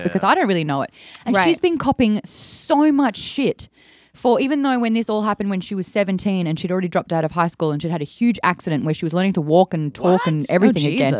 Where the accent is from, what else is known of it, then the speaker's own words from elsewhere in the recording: Australia; now in United States; as an Australian